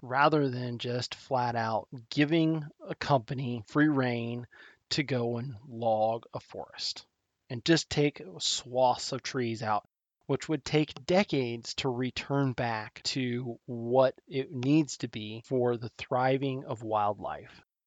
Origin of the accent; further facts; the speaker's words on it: Nebraska, United States; my home state of Nebraska